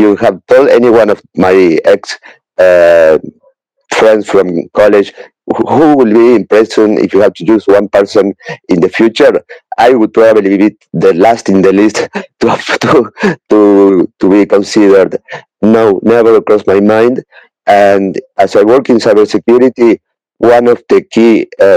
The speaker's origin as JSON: {"language": "English", "country": "Uruguay", "said": "I am from Uruguay, South America"}